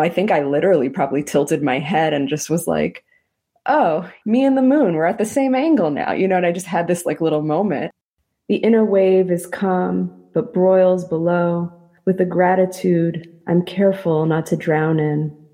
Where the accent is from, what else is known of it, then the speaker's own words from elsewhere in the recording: New York City, New York, United States; also born or lived in Israel; I grew up in Queens where I didn't feel like we had a lot of nature